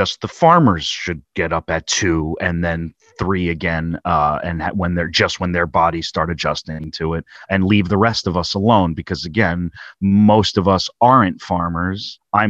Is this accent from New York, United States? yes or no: no; New Jersey, United States; We're probably the only two sensitive guys from New Jersey